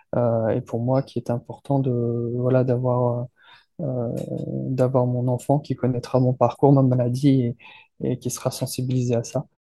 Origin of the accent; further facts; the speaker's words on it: France; je suis français